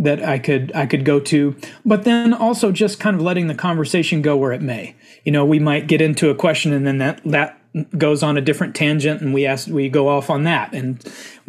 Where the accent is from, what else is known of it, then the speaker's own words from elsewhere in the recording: Stephenville, Texas, United States; also born or lived in Hico, Texas; I grew up in Central Texas. My whole extended family is from a little town called Hyco, Texas. I lived with my mother about 20 minutes north of there called Stephenville, Texas. And so that's where I grew up